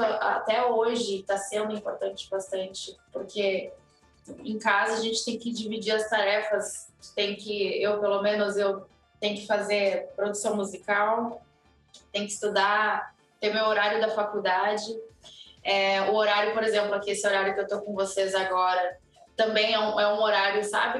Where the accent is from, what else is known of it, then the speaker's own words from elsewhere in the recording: Porto Alegre, Rio Grande do Sul, Brazil; now in Palhoça, Brazil; Eu sou gaúcha. É, o meu marido é de Santa Maria, eu sou de Porto Alegre